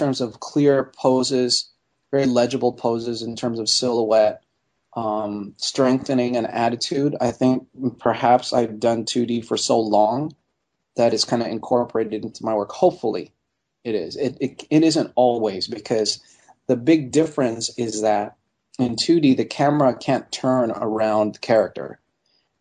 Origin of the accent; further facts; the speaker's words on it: Montreal, Quebec, Canada; moved away as an adult; growing up in Montreal and seeing National Film Board animation on television all the time